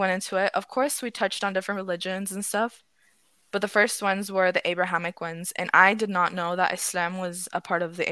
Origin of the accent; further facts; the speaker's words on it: Ottawa, Ontario, Canada; I'm from Ottawa